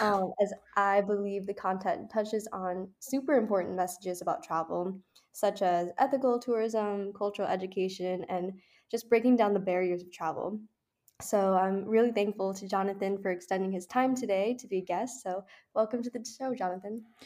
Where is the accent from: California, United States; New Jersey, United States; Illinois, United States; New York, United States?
Illinois, United States; Chicago; I'm from Chicago